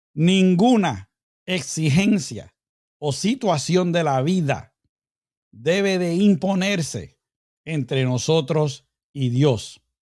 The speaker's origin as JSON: {"language": "Spanish", "country": "Puerto Rico", "moved": "yes", "said": "allá en mi tierrita bella, Puerto Rico"}